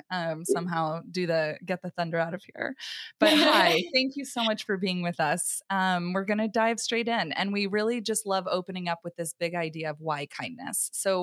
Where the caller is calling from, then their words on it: St. Petersburg, Florida, United States; St. Petersburg.